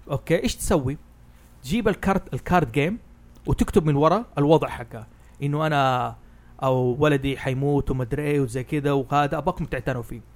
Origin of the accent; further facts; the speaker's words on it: Hejaz, Saudi Arabia; أنا حجازي